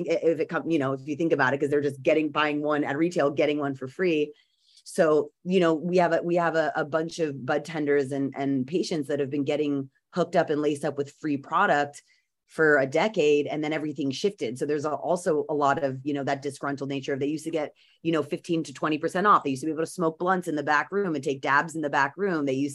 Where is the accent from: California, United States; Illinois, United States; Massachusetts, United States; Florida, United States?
California, United States; as a Californian who really has been around, I mean, I was in sixth grade when Prop 215 passed